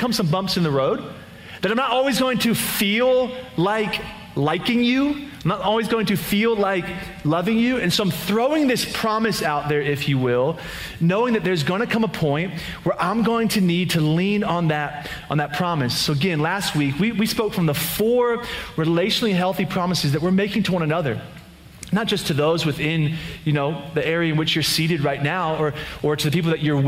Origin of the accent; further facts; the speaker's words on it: just outside of Philadelphia, Pennsylvania, United States; moved away; We were actually in Pennsylvania, in my hometown, just outside of Philadelphia, PA